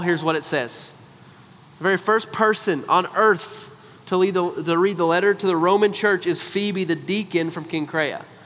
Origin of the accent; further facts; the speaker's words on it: United States; because we're American